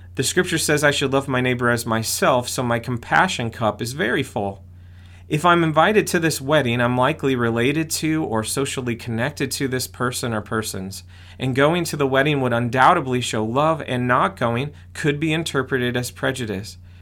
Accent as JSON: {"language": "English", "country": "United States", "said": "I'm an American too."}